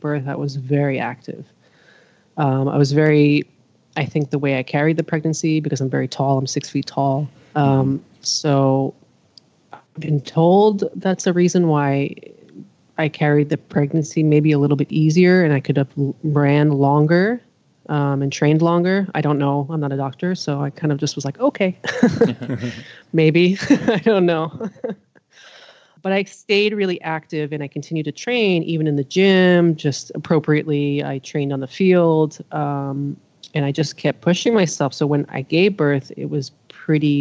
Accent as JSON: {"language": "English", "region": "New York", "country": "United States", "tie": "born or raised there", "also_born_or_lived": "Israel", "moved": "yes", "lives_now": "Los Angeles, United States", "said": "between New York and Israel, my younger years definitely in Queens, New York, and in throughout the city"}